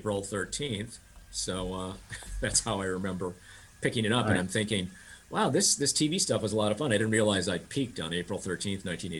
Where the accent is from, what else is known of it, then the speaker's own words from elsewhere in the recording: Wisconsin, United States; growing up in Wisconsin